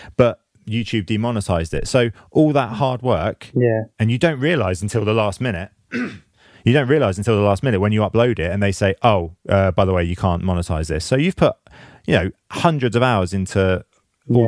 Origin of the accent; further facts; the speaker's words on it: England, United Kingdom; being English